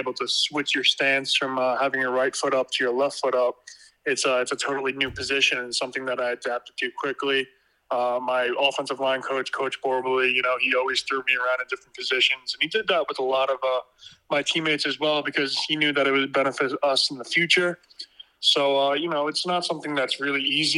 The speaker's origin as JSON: {"language": "English", "area": "Long Island", "region": "New York", "country": "United States", "moved": "as an adult", "said": "I came from Long Island, which is not too good of high school football"}